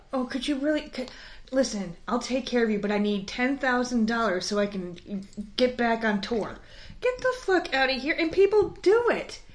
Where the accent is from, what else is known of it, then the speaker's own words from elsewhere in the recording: New York, United States; I grew up in fucking New York